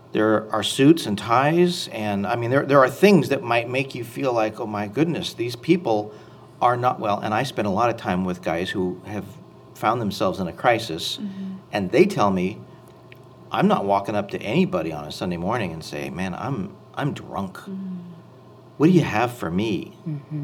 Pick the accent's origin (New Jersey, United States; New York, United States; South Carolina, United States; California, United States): California, United States; Anaheim; I grew up in Anaheim, California